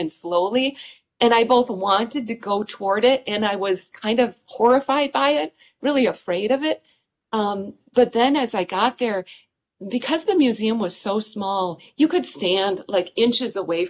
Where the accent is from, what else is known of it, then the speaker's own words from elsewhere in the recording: Wisconsin, United States; it was in my hometown